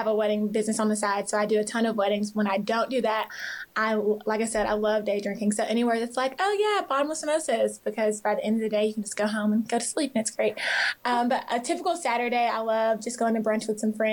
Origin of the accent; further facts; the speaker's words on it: Columbia, Tennessee, United States; also born or lived in Griffin, Georgia / Nashville, Tennessee; now in Brentwood, United States; I am originally from Georgia, and then I moved to Tennessee when I was younger. So I grew up in Columbia, Tennessee